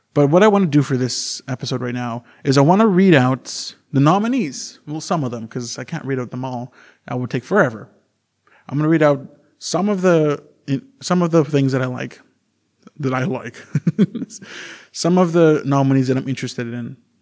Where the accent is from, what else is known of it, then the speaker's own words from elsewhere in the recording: Canada; I am native from Canada